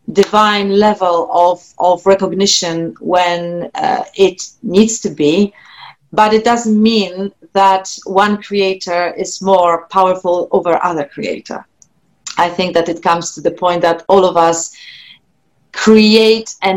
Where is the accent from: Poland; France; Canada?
Poland; first language Polish; English is a second language; moved away; my first language is Polish. I'm Polish, and then English is my second language